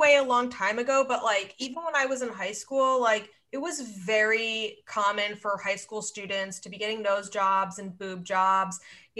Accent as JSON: {"language": "English", "town": "Scottsdale", "region": "Arizona", "country": "United States", "said": "I'm from Scottsdale, Arizona."}